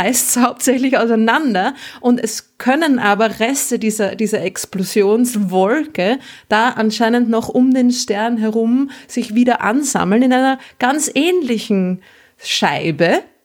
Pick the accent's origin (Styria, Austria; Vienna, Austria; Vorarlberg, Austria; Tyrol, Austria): Vienna, Austria; als Wienerin